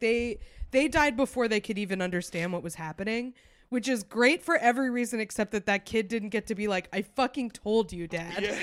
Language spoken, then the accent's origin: English; Concord, New Hampshire, United States; St. Paul's, which is in my hometown.